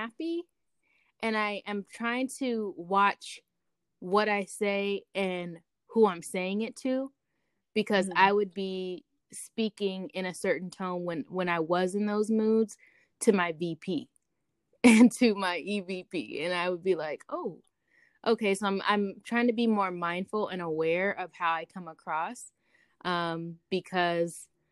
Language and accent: English; California, United States; I'm from California, so we like sing in everything we say.